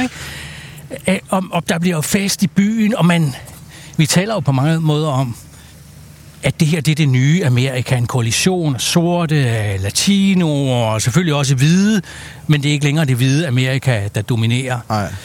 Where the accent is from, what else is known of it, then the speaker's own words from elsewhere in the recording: Denmark; vi som danskere